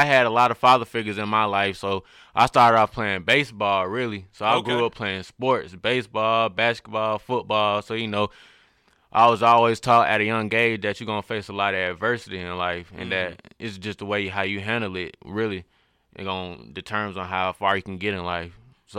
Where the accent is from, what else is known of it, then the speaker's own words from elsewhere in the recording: Atlanta, Georgia, United States; growing up in Atlanta